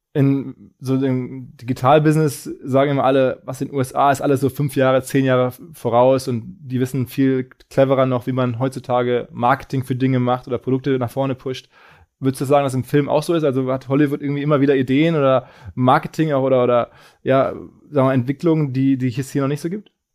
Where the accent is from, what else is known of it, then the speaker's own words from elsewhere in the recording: Germany; als Deutscher